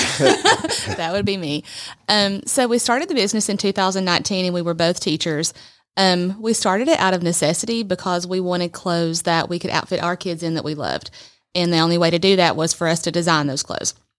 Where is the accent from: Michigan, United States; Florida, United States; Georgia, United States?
Georgia, United States; Trenton; moved away as an adult; now in Rome, United States; I'm originally from Trenton, Georgia